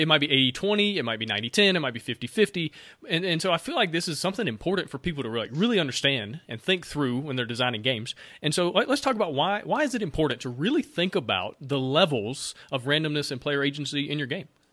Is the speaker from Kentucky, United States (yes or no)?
no; Alabama, United States; I'm from Alabama